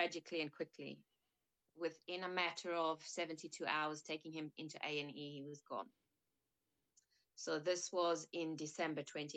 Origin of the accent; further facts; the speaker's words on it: South Africa; moved away as an adult; now in United Kingdom; I was born in South Africa.